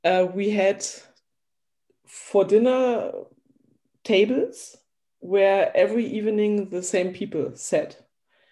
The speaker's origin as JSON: {"language": "English", "town": "Dessau", "region": "Saxony-Anhalt", "country": "Germany", "second_language": "English", "said": "we are from East Germany"}